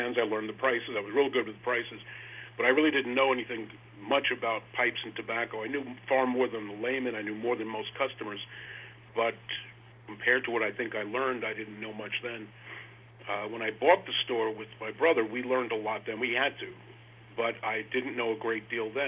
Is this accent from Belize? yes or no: no; New York City, New York, United States; I grew up in a place called Rochdale Village